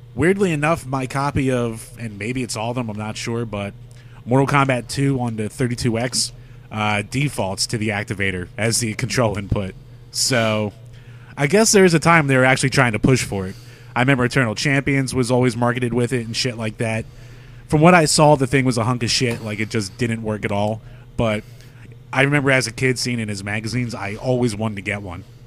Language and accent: English; United States; we grew up in America